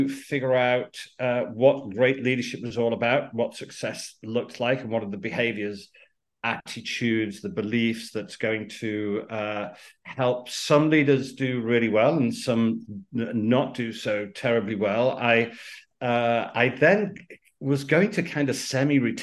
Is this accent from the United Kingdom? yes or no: yes; United Kingdom; Out of the UK, you could probably tell by the accent